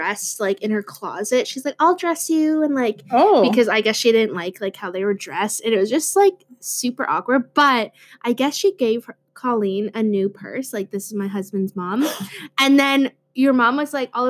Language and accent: English; Gull Bay, Ontario, Canada; Gull Bay, the community I'm from